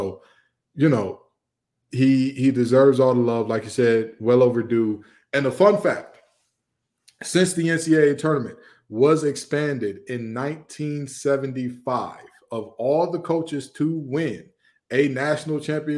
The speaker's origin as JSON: {"language": "English", "town": "Detroit", "region": "Michigan", "country": "United States", "tie": "born or raised there", "said": "growing up in Detroit, Michigan, not being a life for NC State"}